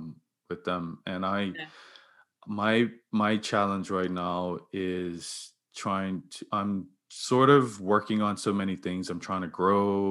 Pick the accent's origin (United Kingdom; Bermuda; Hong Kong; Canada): Bermuda; I grew up in Bermuda